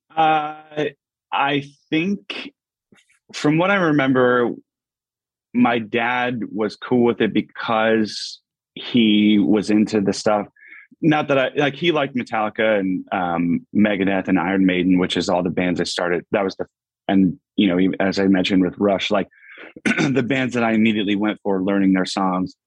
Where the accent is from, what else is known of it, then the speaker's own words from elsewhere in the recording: Pittston, Pennsylvania, United States; moved away as an adult; a little little suburb outside called Pittston, um, Pittston, Pennsylvania. Um, yeah, so that's where I've I've been born. I lived here